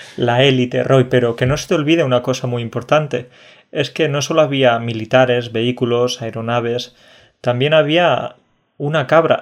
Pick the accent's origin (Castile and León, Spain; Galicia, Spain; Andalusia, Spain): Andalusia, Spain; soy andaluz, de familia andaluza